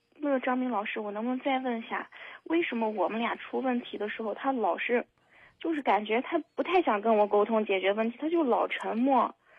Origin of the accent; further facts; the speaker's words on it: Henan, China; moved away as an adult; now in Xinjiang, China; 我是河南人，但是我在新疆工作，也就是离家特别远